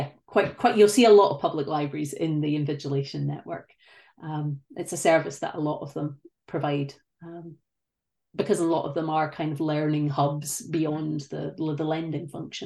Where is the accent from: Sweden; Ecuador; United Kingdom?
United Kingdom; moved away as an adult; now in Canada